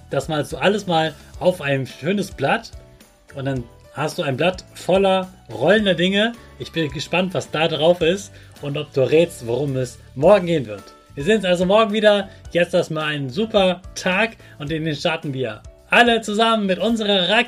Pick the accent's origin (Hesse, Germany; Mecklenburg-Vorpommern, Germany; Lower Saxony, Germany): Lower Saxony, Germany; Hanover; dass eine ganz große Weltausstellung in meiner Heimatstadt Hannover war.